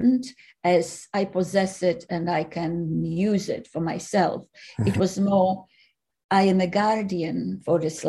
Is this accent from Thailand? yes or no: no; Poland; now in Australia; I was born in Poland, for the record, and I lived here for, well, now nearly 40 years